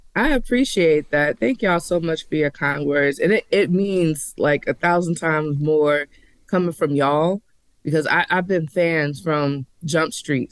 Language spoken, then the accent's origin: English; Charleston, South Carolina, United States; now in Nashville, United States; from Charleston, South Carolina, representing eight four three all day long.